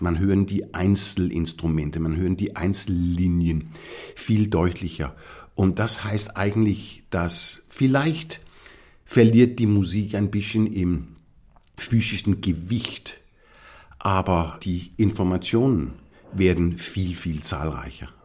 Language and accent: German; Copenhagen, Capital Region of Denmark, Denmark; German is a second language; moved away as an adult; also born or lived in Esbjerg, Denmark / Innsbruck, Austria / Munich, Germany / London, United Kingdom; als ich vier war, sind wir nach Kopenhagen übersiedelt. Und das war eigentlich meine Basis, mhm. mein ganzes Leben